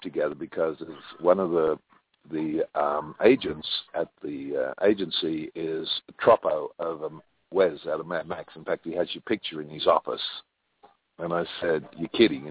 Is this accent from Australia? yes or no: yes; Australia; now in California, United States; I'm an Australian